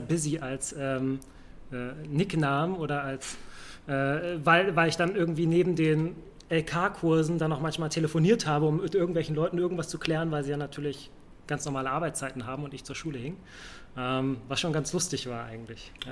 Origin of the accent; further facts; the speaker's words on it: Hamburg, Germany; moved away as an adult; also born or lived in Saxony-Anhalt / Lüneburg; now in Berlin, Germany; ich bin in Hamburg aufgewachsen, äh, geboren aber in Sachsen-Anhalt.